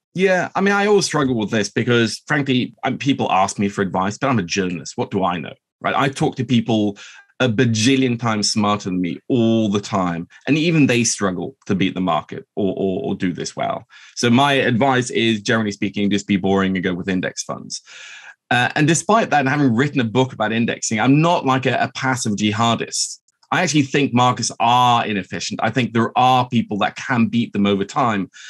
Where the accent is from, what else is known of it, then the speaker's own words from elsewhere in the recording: Oslo, Norway; I'm half Norwegian. I grew up here in Oslo